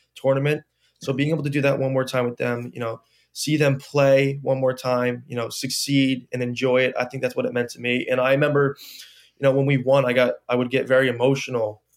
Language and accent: English; New Jersey, United States; I wanted to play f, for my home state, you know, I didn't wanna travel far away from home.